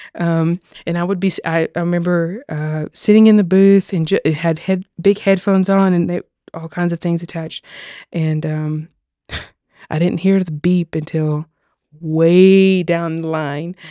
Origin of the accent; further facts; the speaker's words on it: Tennessee, United States; accent: Southern; very much born and raised Tennessee